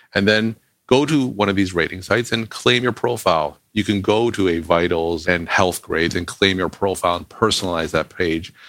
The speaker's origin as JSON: {"language": "English", "town": "Toronto", "region": "Ontario", "country": "Canada", "also_born_or_lived": "Boston, United States", "moved": "as an adult", "lives_now": "Nashua, United States", "said": "I'm originally from Toronto, Canada, but I came to Boston to do undergraduate medical school and residency at Boston University."}